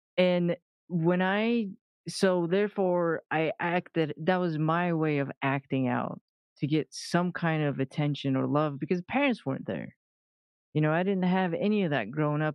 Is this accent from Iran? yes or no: yes; Iran; moved away; I was born in the middle of a war uh, between Iran and uh, Iraq